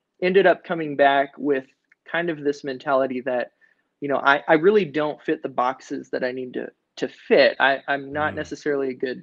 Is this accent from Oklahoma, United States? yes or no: no; Mississippi, United States; now in Oregon, United States; I was born in the South, in Mississippi